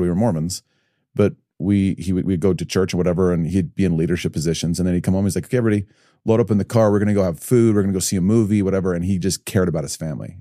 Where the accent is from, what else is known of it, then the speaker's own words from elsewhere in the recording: Evanston, Illinois, United States; also born or lived in Highland, Utah; now in Utah, United States; born and raised in Chicago